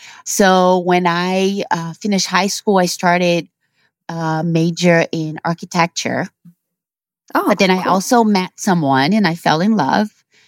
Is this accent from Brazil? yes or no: yes; Brazil; So I was born and raised in Brazil.